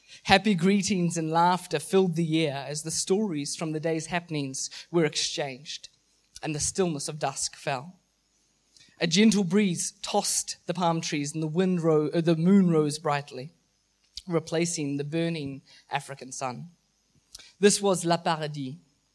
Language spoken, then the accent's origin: English; Mozambique; I grew up in Mozambique where my parents were missionaries for 20 years. I grew up in a very, very rural part of the country.